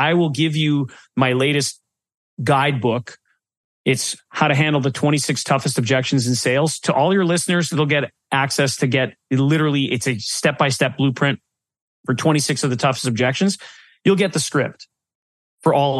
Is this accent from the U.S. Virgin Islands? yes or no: no; Canada; Being a Canadian